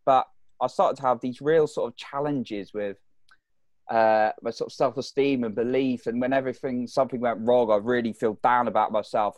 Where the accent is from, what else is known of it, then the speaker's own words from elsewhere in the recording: United Kingdom; if you can't tell from my accent, people listening, I, I'm from the U K.